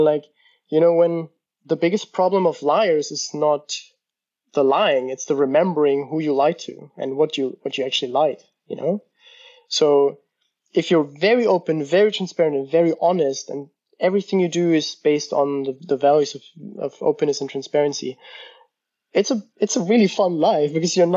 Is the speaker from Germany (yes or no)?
yes; Germany; moved away as an adult; also born or lived in United States; I'm from Germany, and in our culture